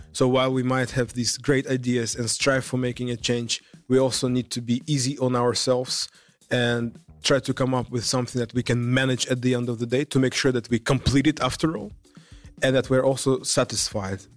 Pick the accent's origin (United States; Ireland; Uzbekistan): Uzbekistan; moved away as an adult; now in Netherlands; I come from Uzbekistan, a Central Asian country